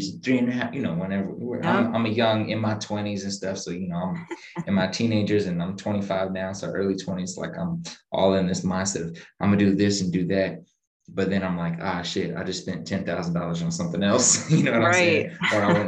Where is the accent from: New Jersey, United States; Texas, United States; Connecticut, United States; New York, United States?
New Jersey, United States; now in Tampa, United States; I know you said you're not originally from Tampa and I grew up in Jersey.